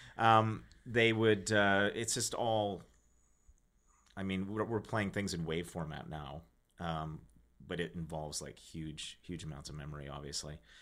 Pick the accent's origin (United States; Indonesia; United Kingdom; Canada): Canada; Regina, Saskatchewan; I'm from Regina, Saskatchewan.